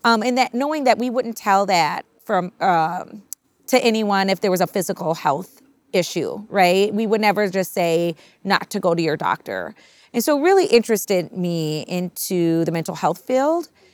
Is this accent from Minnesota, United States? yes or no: yes; Minnesota, United States; my mother's from Minnesota. We're from Minnesota